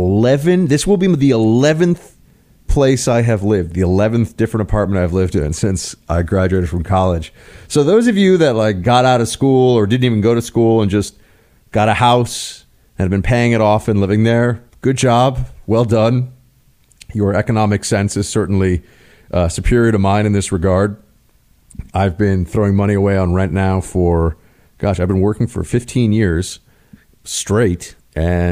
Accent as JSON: {"language": "English", "town": "New York City", "region": "New York", "country": "United States", "tie": "born or raised there", "moved": "yes", "said": "because it's my hometown"}